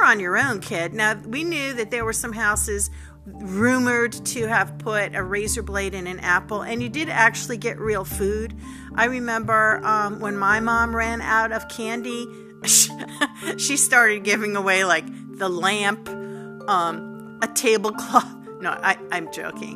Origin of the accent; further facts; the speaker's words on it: Long Island, New York, United States; where I grew up on Long Island in New York